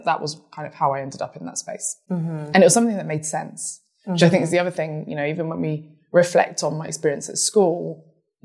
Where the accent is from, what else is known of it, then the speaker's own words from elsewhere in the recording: United Kingdom; I'm British too